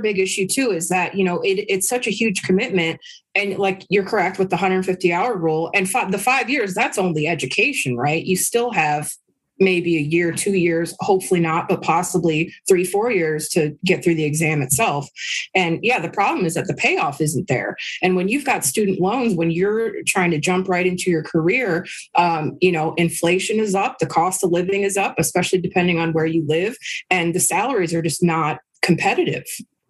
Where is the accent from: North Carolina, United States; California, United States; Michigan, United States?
California, United States; San Francisco; San Francisco.